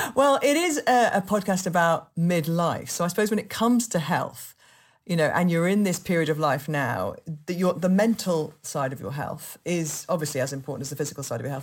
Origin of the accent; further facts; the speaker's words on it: Yorkshire and the Humber, United Kingdom; I'm from Yorkshire